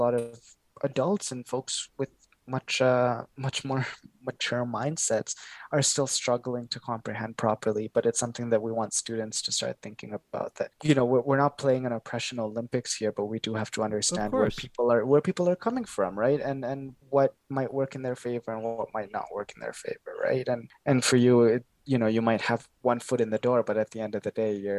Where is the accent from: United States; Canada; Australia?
Canada; Toronto, Ontario; also born or lived in Kenya; growing up in Scarborough on the east side of Toronto